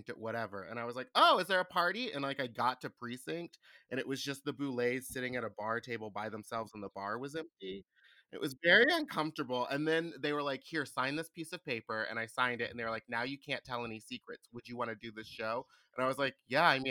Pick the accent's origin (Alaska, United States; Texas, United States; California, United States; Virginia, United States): Texas, United States; Houston; I'm from Houston